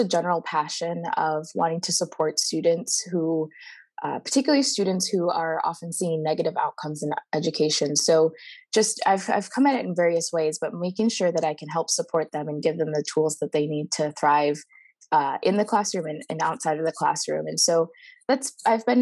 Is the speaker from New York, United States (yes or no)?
no; Midwest, Michigan, United States; accent: Midwestern; moved away as an adult; now in California, United States; you could probably hear the Midwestern in my voice